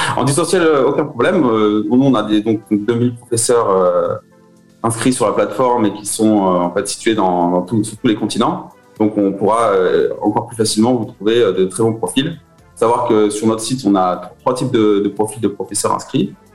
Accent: Beaujolais, Auvergne-Rhône-Alpes, France; moved away as an adult; also born or lived in Lyon / Alès; now in Moscow, Russia; mes parents ont déménagé euh, dans, le Beaujolais. Hein, c'est, une chouette région, ils voulaient s'installer à la campagne. Euh, j'ai fait en fait toute ma, toute ma jeunesse là-bas

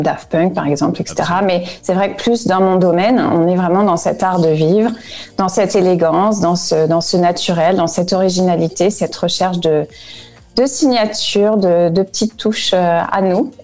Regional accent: France; now in Frankfurt, Germany; je suis française

